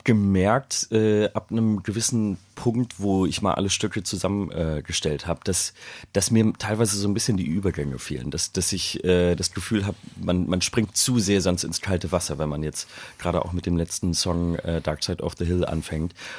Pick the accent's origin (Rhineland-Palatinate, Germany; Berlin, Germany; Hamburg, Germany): Hamburg, Germany; ich den in Hamburg geschrieben habe, in meiner Heimatstadt